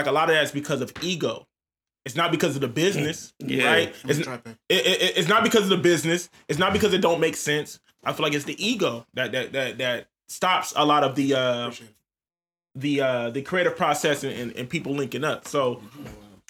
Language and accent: English; Columbus, Ohio, United States; my city